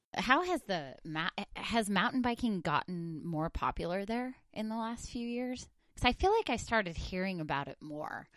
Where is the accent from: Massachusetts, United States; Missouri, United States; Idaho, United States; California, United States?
Idaho, United States; northern; moved away; I'm from northern Idaho